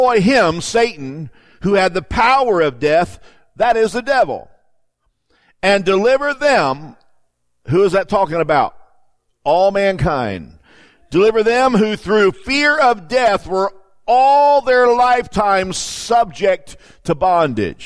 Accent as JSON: {"language": "English", "region": "Florida", "country": "United States", "tie": "born or raised there", "moved": "yes", "said": "I grew up in Florida"}